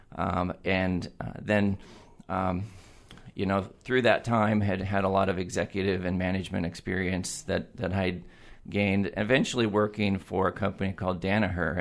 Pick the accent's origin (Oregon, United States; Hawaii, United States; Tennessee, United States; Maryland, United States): Oregon, United States; Eugene; moved away as an adult; also born or lived in Corvallis, Oregon / San Diego, California; I am a Eugene native. I was born and raised in Eugene